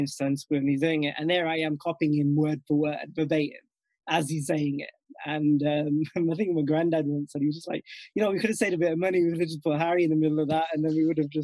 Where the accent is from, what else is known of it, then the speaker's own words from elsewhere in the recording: Nottingham, East Midlands, United Kingdom; also born or lived in Northampton; born and bred in Nottingham itself